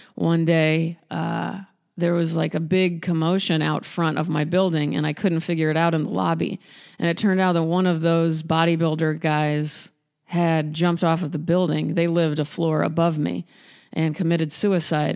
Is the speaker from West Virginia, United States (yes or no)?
no; Nebraska, United States; moved away as an adult; also born or lived in Chicago; I'm from Nebraska and I didn't grow up around many artists